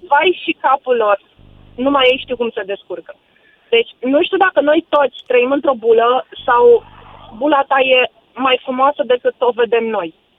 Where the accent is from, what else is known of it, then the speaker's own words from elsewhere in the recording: Tulcea, Tulcea County, Romania; also born or lived in Cluj; now in Cluj-Napoca, Romania; sunt din Tulcea